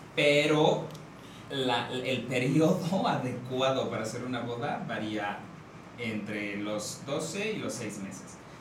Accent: San Luis Potosí, Mexico; now in Querétaro, Mexico; soy de San Luis Potosí, me tocó llegar a Querétaro

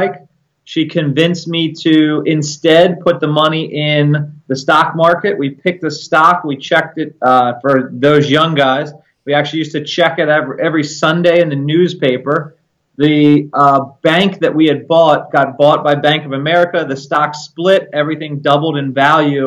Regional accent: Maryland, United States; I was born in Maryland, born and raised.

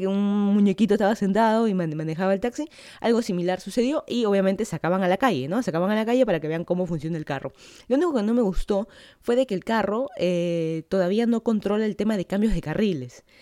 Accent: Lima, Peru; moved away as an adult; now in Miami, United States; yo soy de Lima, Perú. Hace casi dos años me mudé para acá, para Florida, para hacer mi maestría

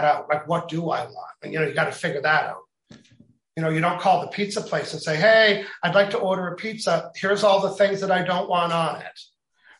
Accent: Canada; I'm Canadian

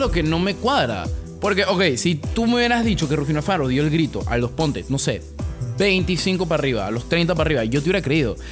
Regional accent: Panama; me soy de Panamá

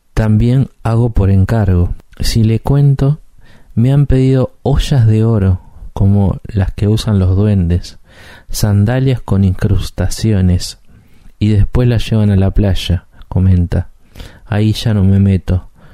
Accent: Uruguay; un uruguayo

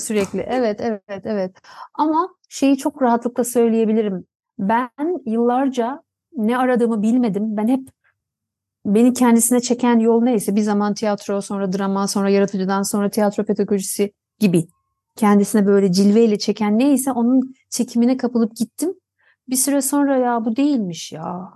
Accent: Tunceli, Tunceli Province, Turkey; Tunceli'de doğdum.

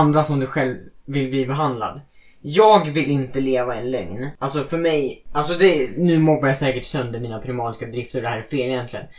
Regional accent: Sweden; jag är fett stolt svensk

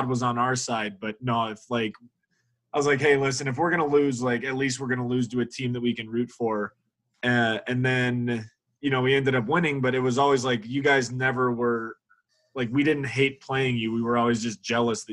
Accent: Denver, Colorado, United States; Denver is my hometown, too.

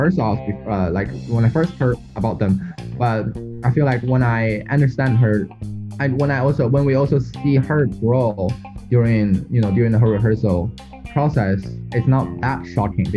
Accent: China; moved away as an adult; also born or lived in United States; I'm from China

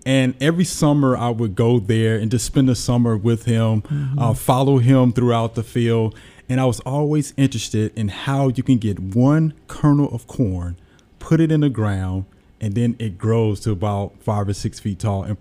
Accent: Jackson, Mississippi, United States; born and raised in Jackson, Mississippi.

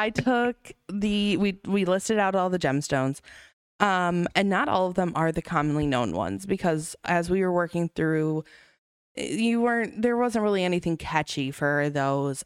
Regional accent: Racine, Wisconsin, United States; I grew up in Racine. Um, I've traveled outside of Racine to attempt to live several times, but I always get pulled back

